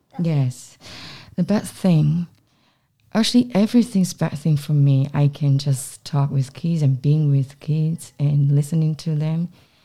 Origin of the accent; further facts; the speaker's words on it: Taiwan; moved away; I come from Taiwan.